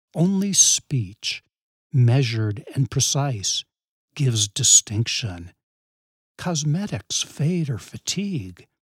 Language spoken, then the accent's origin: English; New England, west of Boston, Massachusetts, United States; I grew up in New England, west of Boston